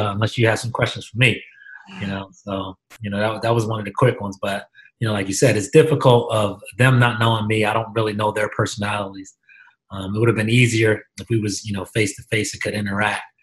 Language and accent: English; Philadelphia, Pennsylvania, United States; moved away as an adult; also born or lived in Europe; now in Hamilton, United States; I'm from Germantown. I grew up in the city, in the Germantown section of Philadelphia